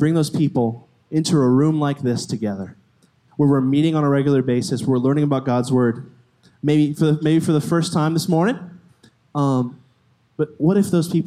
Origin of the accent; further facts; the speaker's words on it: Florida, United States; moved away as an adult; I'm from Florida, if you didn't know. Came all the way from Florida a couple months ago